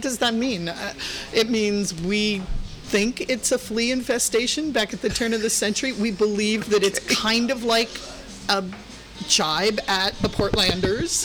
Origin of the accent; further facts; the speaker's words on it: Florida, United States; moved away as an adult; also born or lived in Missouri / Hollywood, Los Angeles; now in San Francisco, United States; I was born in Missouri, raised in Florida